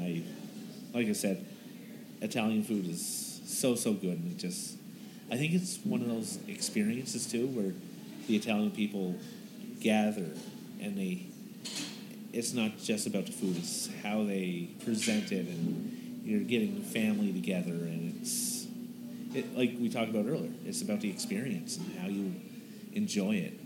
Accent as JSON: {"language": "English", "region": "East Coast", "country": "Canada", "moved": "yes", "lives_now": "Calgary, Canada", "said": "I'm originally from the East Coast"}